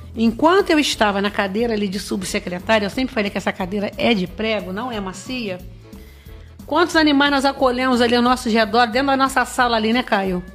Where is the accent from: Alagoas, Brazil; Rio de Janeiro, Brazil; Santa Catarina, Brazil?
Rio de Janeiro, Brazil; Barra do Piraí; os barrenses que é a minha cidade natal